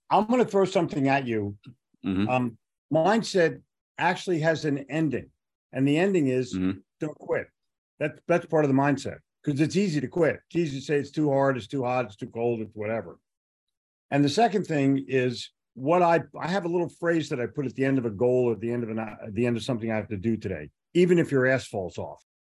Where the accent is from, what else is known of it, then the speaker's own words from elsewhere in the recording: Philadelphia, Pennsylvania, United States; now in Charlotte, United States; When I when I moved to Charlotte, in 1988. I was here for about a year